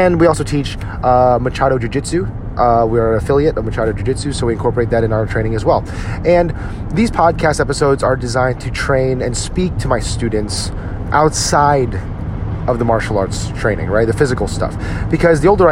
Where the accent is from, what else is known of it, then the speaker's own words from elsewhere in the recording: New Jersey, United States; now in Dallas, United States; I'll be visiting my hometown in New Jersey in a few weeks to spend it with my family back there, because I'm originally from New Jersey. I live in Dallas, Texas now